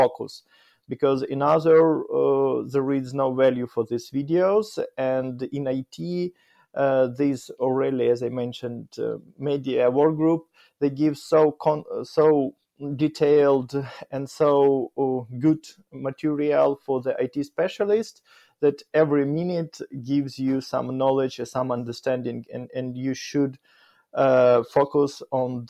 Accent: Kyiv, Ukraine; English is a second language; I grew up in Kyiv, in the capital of Ukraine, in the heart of the Kyiv

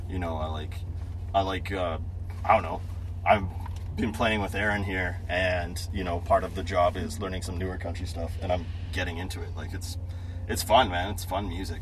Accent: Manitoba, Canada; I'm Canadian.

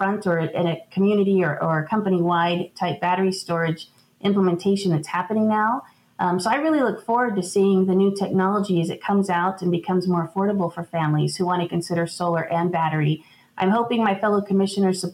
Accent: Tucson, Arizona, United States; I grew up here in Tucson on Tucson Water

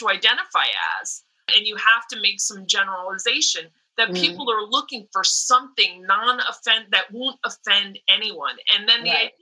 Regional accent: East Coast, United States; now in California, United States; when I was growing up on the East Coast, I identified as Italian American

